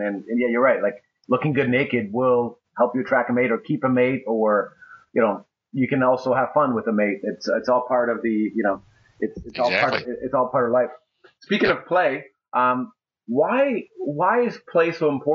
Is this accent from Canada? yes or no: yes; Canada; I'm from Canada.